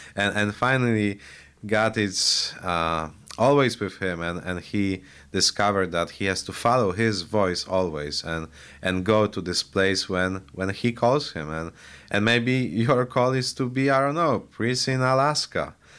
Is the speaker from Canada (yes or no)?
no; Poland; now in Highland, United States; I was born and raised in Poland